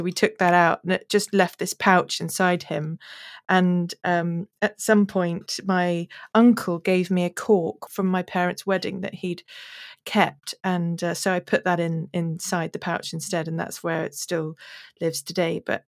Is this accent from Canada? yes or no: no; South Africa; also born or lived in London, United Kingdom; But I was born in London and we lived in Putney and Wimbledon and places like that. And then we moved to South Africa when I was 8.